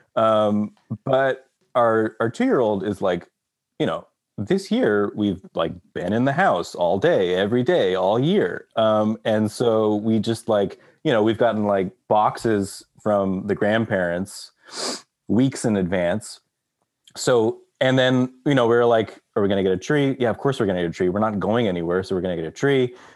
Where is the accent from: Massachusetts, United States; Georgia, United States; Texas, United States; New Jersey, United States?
Texas, United States; moved away; I grew up in Texas